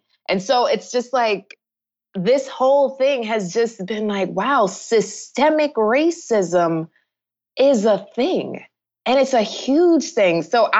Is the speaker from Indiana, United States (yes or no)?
no; New York, United States; moved away as an adult; also born or lived in Jamaica (ancestry); now in South Florida, United States; of Jamaican heritage. My family immigrated from Jamaica decades ago to New York. So I grew up a New Yorker. And then I moved to South Florida.